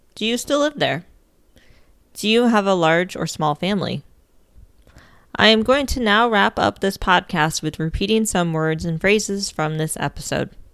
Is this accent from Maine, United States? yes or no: no; Ohio, United States; moved away; Most of my siblings and my parents still live in my home state of Ohio.